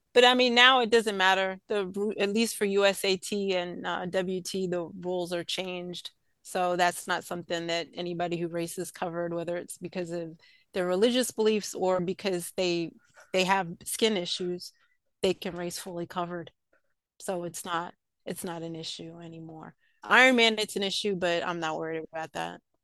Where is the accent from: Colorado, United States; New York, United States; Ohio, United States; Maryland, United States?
New York, United States; I grew up in New York.